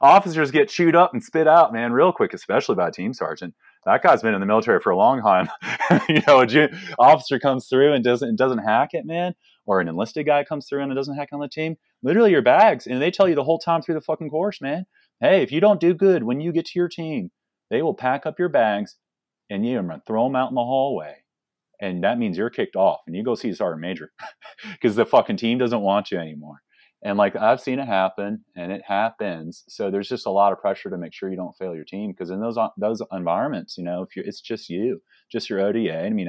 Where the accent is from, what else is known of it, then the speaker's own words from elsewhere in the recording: Virginia, United States; Yeah, I grew up in like Northern Virginia.